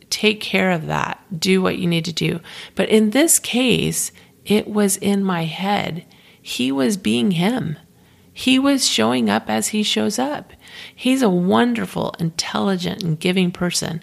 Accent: Florida, United States; moved away; I'm originally from Florida

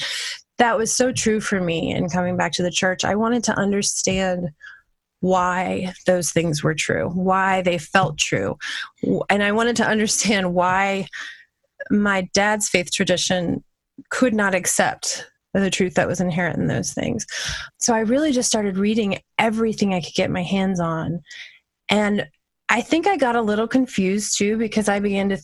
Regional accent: New Orleans, Louisiana, United States; I grew up right outside of New Orleans

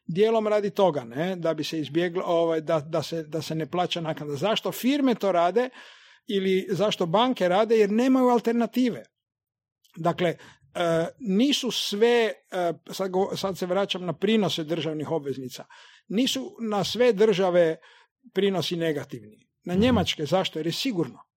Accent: Zagreb, City of Zagreb, Croatia; Zato jer, prvom redu je to moj rodni grad

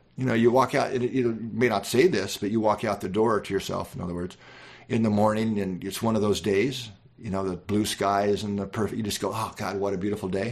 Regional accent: Midwest, United States; I grew up in the Midwest

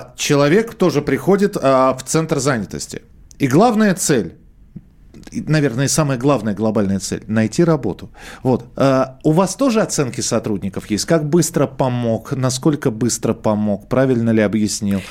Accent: Moscow, Russia; Я живу в Москве, я родился в Москве

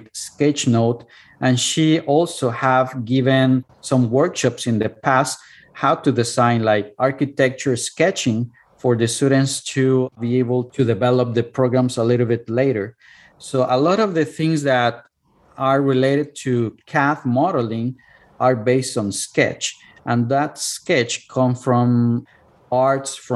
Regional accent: Cuernavaca, Morelos, Mexico; English is a second language; moved away as an adult; now in United States; my hometown, which is Cuernavaca

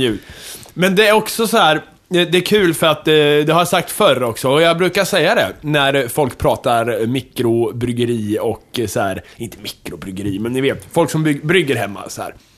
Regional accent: Kumla, Örebro County, Sweden; moved away; mitt pojkrum i Kumla

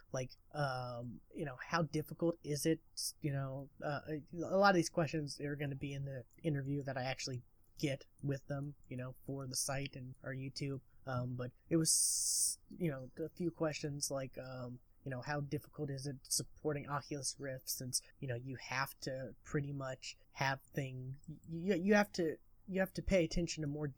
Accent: Lawton, Oklahoma, United States; Lawton, Oklahoma, which is my hometown that I currently reside in.

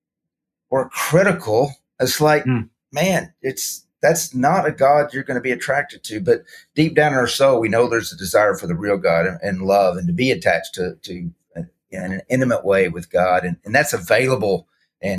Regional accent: Arkansas, United States; born and raised in Arkansas

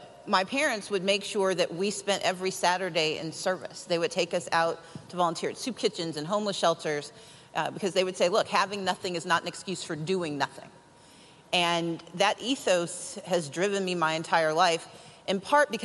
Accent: Mississippi, United States; now in Georgia, United States; So I grew up in Mississippi. I like to say I'm Mississippi raised and Georgia grown.

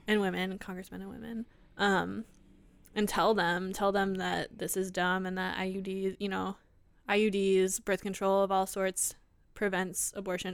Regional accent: Iowa, United States; we're both from Iowa

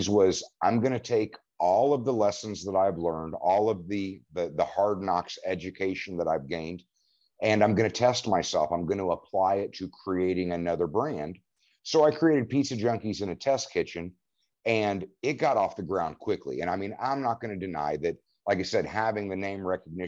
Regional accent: Indiana, United States; also born or lived in Oklahoma; I mean, and I've long said that Indiana is my land of opportunity because I moved around. I mean, I born in Oklahoma, but quickly moved to a little town called G

